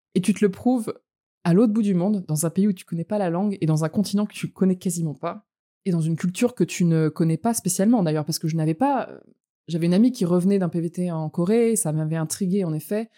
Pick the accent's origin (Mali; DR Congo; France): France; also born or lived in Montreal / Los Angeles; je suis française. J'ai grandi en France, mais pas que. J'ai eu, euh, trois ans d'expatriation entre Montréal et Los Angeles quand j'étais plus jeune